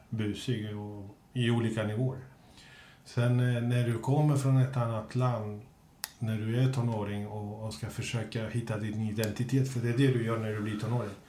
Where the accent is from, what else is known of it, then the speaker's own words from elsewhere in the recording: Kista, Stockholm County, Sweden; jag är från Kista, gängen i Kista